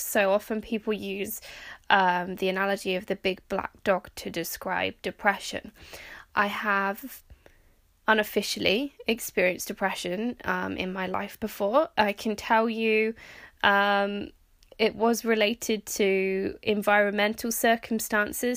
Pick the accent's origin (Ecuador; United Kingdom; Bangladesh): United Kingdom; also born or lived in Norway / Canada; I am technically British